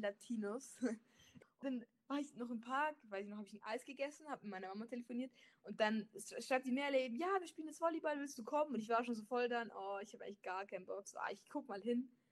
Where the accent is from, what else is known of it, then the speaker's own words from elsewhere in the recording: Germany; also born or lived in Leipzig; ich bin Deutsche